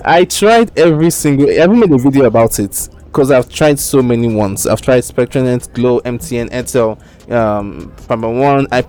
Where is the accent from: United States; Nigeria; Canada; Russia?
Nigeria; also born or lived in United Kingdom; I'm Nigerian